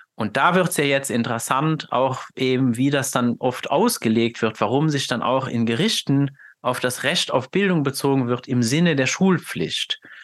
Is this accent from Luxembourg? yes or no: yes; Luxembourg; German is a second language; dass ich ja gebürtig aus Luxemburg bin. Das heißt, ich habe ja sowieso schon mal einen ganz anderen, kommuniziere jetzt hier mit dir auf Deutsch, aber das ist ja nicht meine Muttersprache